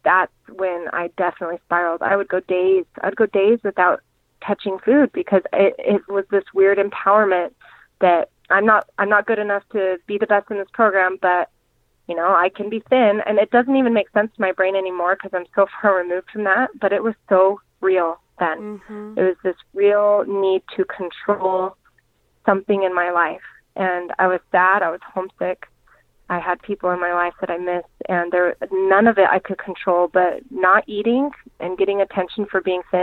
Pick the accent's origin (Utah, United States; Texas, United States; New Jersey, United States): Utah, United States; Kaysville; moved away as an adult; also born or lived in Arizona; My now husband, which we grew up in Kaysville together, so we dated a little bit growing up